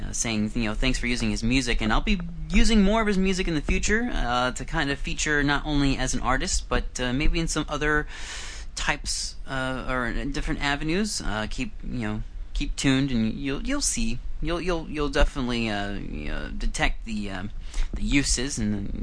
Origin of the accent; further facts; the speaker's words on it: Iowa, United States; moved away as an adult; now in Vancouver, Canada; I used to live and I grew up in Iowa back in the United States